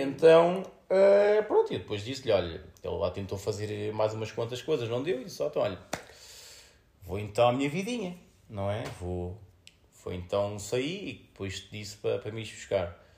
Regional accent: Fernão Ferro, Setúbal, Portugal; sou de Fernão Ferro

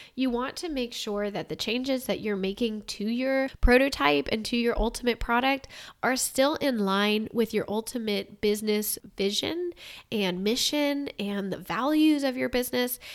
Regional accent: Ohio, United States; I'm from Ohio

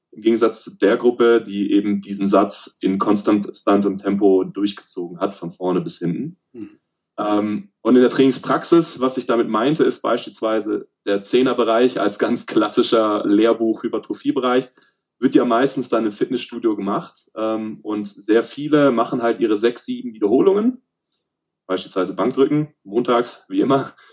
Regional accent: Baden-Württemberg, Germany; moved away as an adult; now in Cologne, Germany; Also ursprünglich komme ich aus dem Süden von Deutschland, äh, östlich von Stuttgart aus dem Remstal, bin aber jetzt seit fast zehn Jahren in Köln

